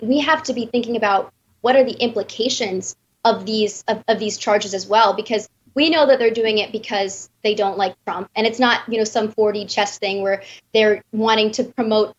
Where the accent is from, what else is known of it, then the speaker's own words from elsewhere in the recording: Wisconsin, United States; I'm from Wisconsin